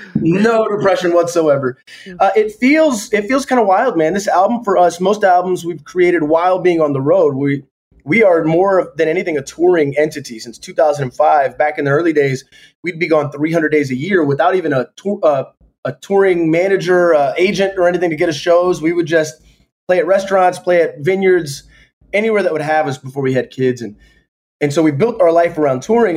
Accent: Jacksonville, Florida, United States; I'm from Florida. I went to an art school in Florida. It was a part of the Jacksonville Youth Symphony.

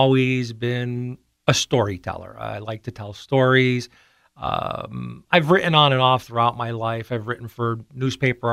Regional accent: Pittston, Pennsylvania, United States; also born or lived in Maine / Guam / Hawaii; I grew up in Pittston

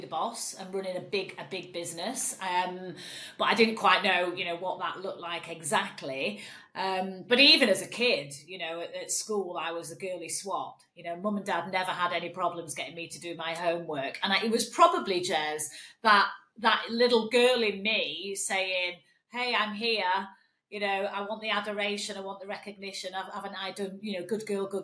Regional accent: Manchester, North West England, United Kingdom; accent: northern; moved away as an adult; also born or lived in Stretford / Mallorca; life started for me in Manchester, as you can probably tell from my dulcet northern tones. I'm a Mancunian

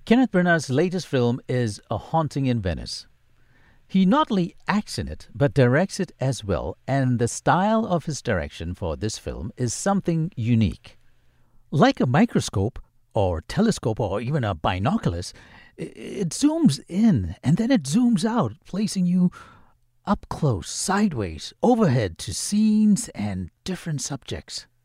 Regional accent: Singapore; I don't think you can take the Singapore out of me. I grew up in the Pekio area

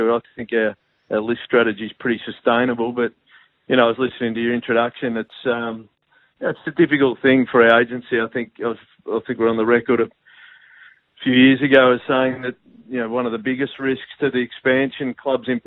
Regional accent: Geelong, Victoria, Australia; I grew up in Geelong

